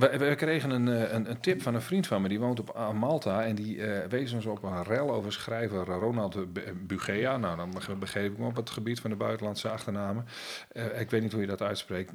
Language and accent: Dutch; Friesland, Netherlands; als Fries en, en, en Nederlander